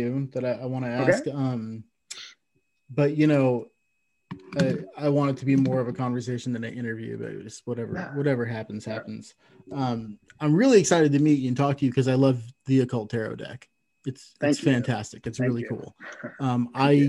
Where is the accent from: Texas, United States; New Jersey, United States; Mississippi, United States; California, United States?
California, United States; Santa Cruz; also born or lived in Reno, Nevada; now in Ontario, Canada; I used to live in Reno, and I grew up in Santa Cruz, California